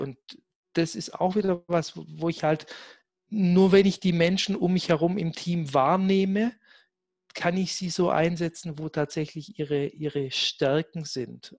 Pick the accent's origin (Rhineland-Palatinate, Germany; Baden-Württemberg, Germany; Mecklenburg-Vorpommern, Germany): Baden-Württemberg, Germany; Black Forest; moved away; ich komme ja gebürtig aus dem Schwarzwald